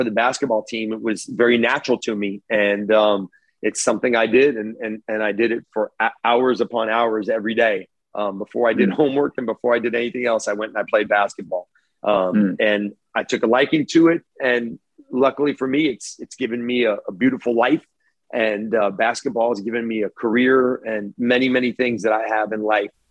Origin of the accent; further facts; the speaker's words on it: Monterey Park, California, United States; growing up in Monterey Park